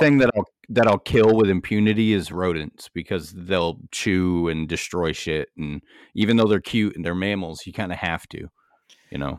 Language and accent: English; United States; I'm an American.